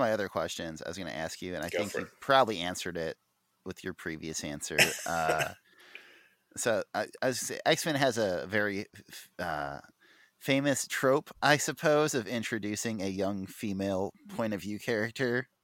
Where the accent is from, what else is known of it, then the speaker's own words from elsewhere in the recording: Illinois, United States; my nowhere town in Illinois